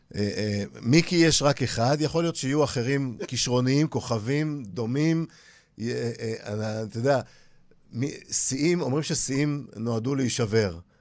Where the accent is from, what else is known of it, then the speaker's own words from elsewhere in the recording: Holon, Tel Aviv District, Israel; אני גדלתי בחולון